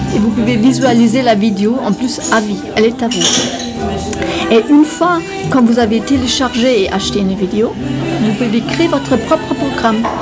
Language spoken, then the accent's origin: French; Germany; moved away; je suis allemande